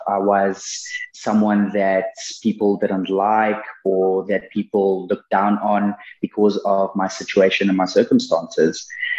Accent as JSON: {"language": "English", "region": "Mpumalanga", "country": "South Africa", "tie": "born or raised there", "said": "I was born and raised, like you said, in Mpumalan"}